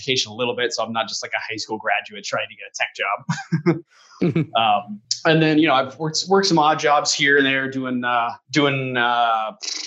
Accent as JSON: {"language": "English", "region": "Colorado", "country": "United States", "tie": "born or raised there", "moved": "as an adult", "lives_now": "Phoenix, United States", "said": "I was born in Colorado. I lived there for the first 20 years of my life or so"}